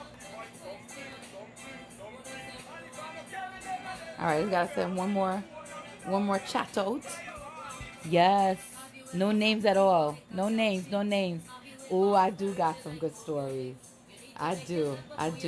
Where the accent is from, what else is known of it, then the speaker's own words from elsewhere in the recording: Trinidad & Tobago; moved away; also born or lived in United States / Chicago; I grew up in Trinidad. But I's a Yankee girl born